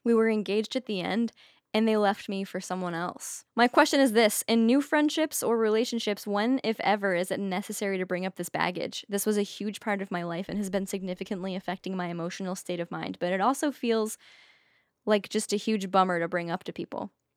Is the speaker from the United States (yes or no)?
yes; Maine, United States; I'm from Maine